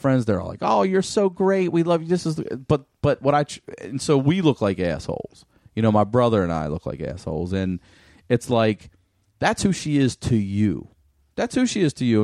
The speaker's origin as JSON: {"language": "English", "town": "Baltimore", "region": "Maryland", "country": "United States", "tie": "born or raised there", "said": "growing up in Baltimore"}